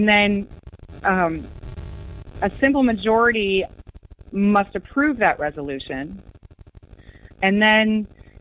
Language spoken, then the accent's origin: English; United States; as an American